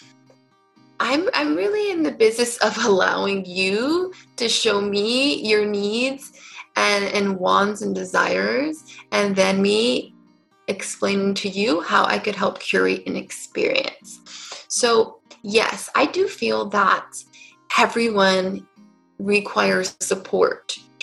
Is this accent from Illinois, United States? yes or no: no; California, United States; moved away as an adult; also born or lived in New York City; I grew up in California and ended up moving to New York City and stayed there for about 10 years